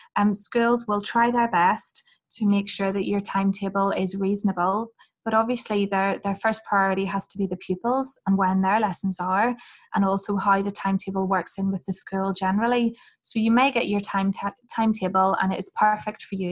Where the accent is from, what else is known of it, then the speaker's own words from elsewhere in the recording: Hillsborough, Northern Ireland, United Kingdom; I'm from Northern Ireland, um, and I'm from a place called Hillsborough